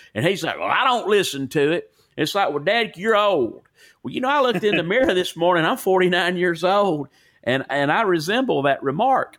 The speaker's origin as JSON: {"language": "English", "town": "Corner", "region": "Alabama", "country": "United States", "tie": "born or raised there", "also_born_or_lived": "Cleveland, Tennessee / Sumiton, Alabama", "accent": "Southern", "said": "I lived on the North Jefferson Walker County line, and I wa, I'm from Corner, Alabama"}